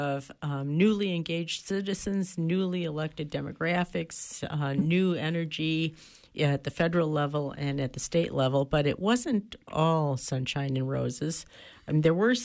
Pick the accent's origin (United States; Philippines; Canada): United States; Wisconsin; my home state, Wisconsin